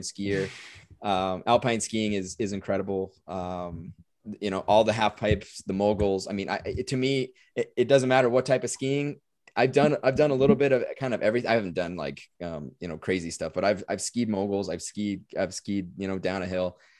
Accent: United States; as an, as an American and as an American hockey player

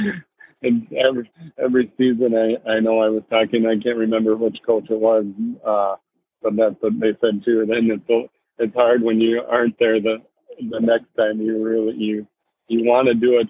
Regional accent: Minnesota, United States; growing up in Minnesota and playing high school hockey

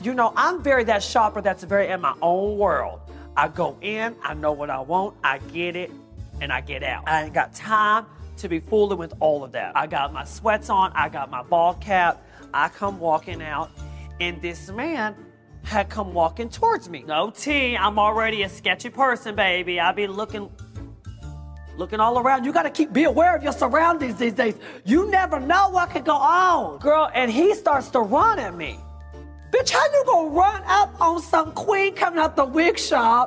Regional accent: Mesquite, Texas, United States; I'm from Texas

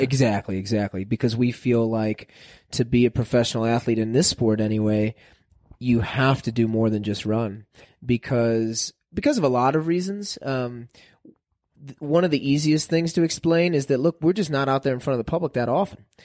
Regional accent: St. Louis, Missouri, United States; I grew up in Saint Louis, the city of Saint Louis.

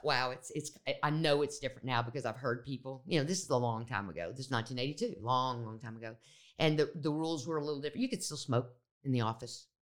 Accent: Austin, Texas, United States; moved away as an adult; also born or lived in Memphis, Tennessee; I grew up in Texas

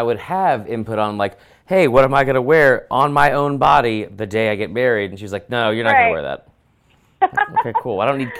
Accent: Georgia, United States; I grew up in Georgia.

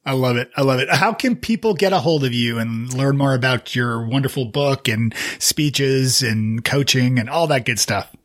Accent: Canada; as a Canadian

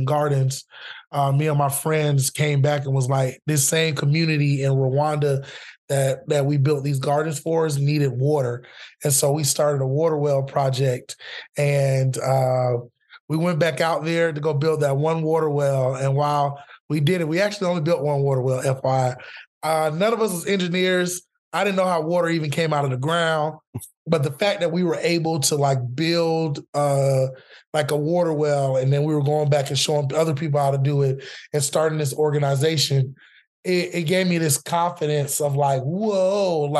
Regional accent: Orlando, Florida, United States; now in Austin, United States; I'm from Orlando, Florida, originally Mickey Mouse country.

